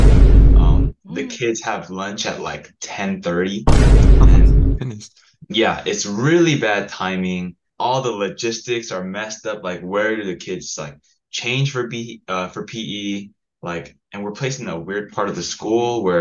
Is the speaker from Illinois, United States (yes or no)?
no; Cerritos, California, United States; also born or lived in Irvine; Originally from Cerritos, born and raised near there